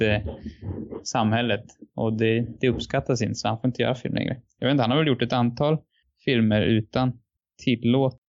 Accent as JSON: {"language": "Swedish", "country": "Sweden", "said": "som svensk så är man ju väldigt liksom lyckligt lottad"}